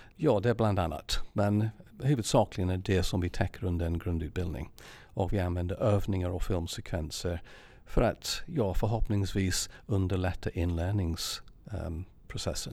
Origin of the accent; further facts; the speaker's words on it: England, United Kingdom; Swedish is a second language; now in Sweden; Jag är engelsman